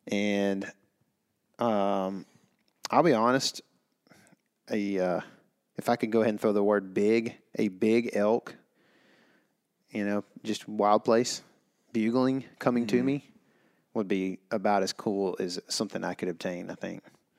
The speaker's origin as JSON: {"language": "English", "region": "Saskatchewan", "country": "Canada", "tie": "born or raised there", "said": "I always wanted to hunt whitetail growing up in Saskatchewan."}